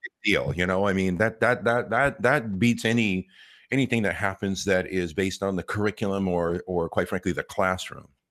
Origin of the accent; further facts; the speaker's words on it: Los Angeles, California, United States; I grew up here in Los Angeles